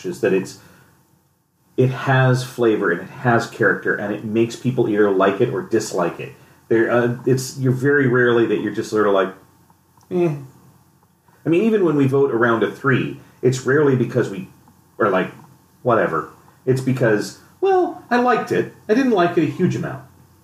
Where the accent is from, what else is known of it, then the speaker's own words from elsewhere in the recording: San Diego, California, United States; I grew up in San Diego